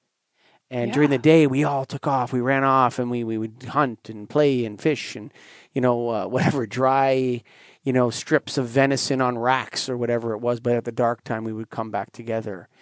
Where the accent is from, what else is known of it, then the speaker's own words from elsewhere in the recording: Canada; as a Canadian